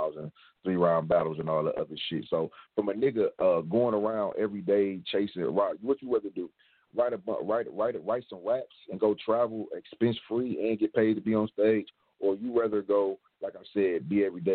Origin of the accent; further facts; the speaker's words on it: Milwaukee, Wisconsin, United States; I'm from Keith Street